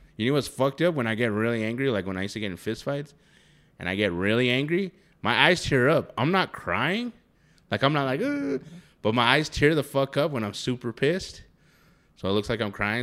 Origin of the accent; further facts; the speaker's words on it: New Mexico, United States; Here in New Mexico, if you didn't know, we're from New Mexico.